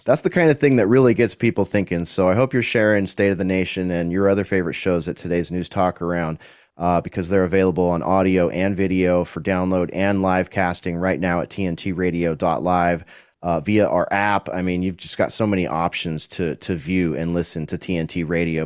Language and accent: English; California, United States; also born or lived in Central Texas; now in Texas, United States; Haven't seen my home state in eight years